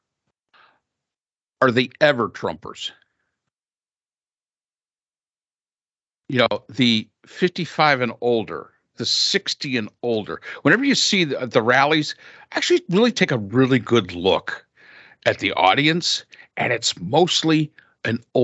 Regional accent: the North, in the state of New York, United States; I grew up in the North

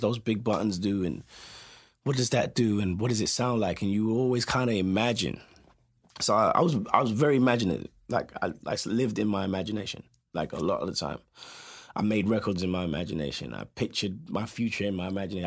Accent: London, United Kingdom; moved away as an adult; also born or lived in Westminster / Peckham / New Cross / Tottenham; now in Los Angeles, United States; I was born in, we, at Westminster, right? And then I grew up in, uh, a place called Brockley

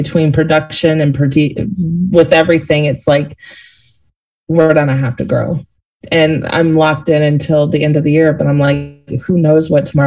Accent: the South, United States; I'm from the South.

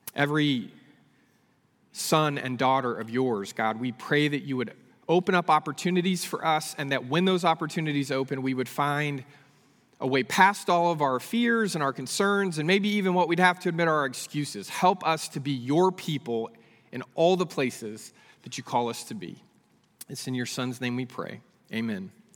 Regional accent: Northern California, United States; moved away as an adult; also born or lived in Abilene, Texas; I grew up in Northern California.

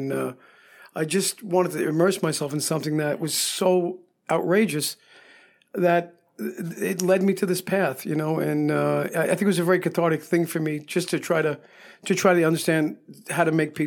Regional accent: New York, United States; also born or lived in Miami / California / Las Vegas; now in Hot Springs, United States; From growing up in New York and having lived in Miami and California and Las Vegas

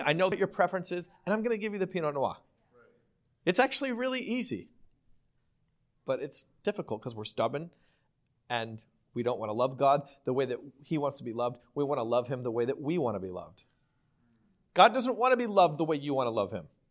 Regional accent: Ontario, Canada; also born or lived in New York City, United States; now in Costa Mesa, United States; I'm from Ontario

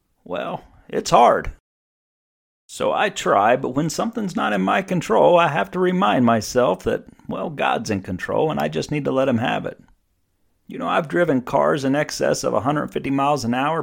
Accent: East Coast, United States; I'm in real estate, but I'm from the East Coast

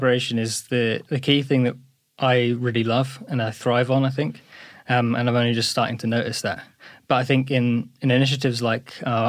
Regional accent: East of England, United Kingdom; I grew up in Essex.

